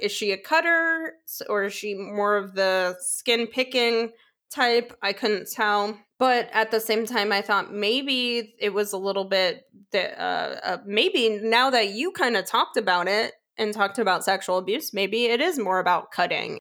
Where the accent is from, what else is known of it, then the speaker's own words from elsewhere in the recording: New York, United States; accent: New York; I'm from New York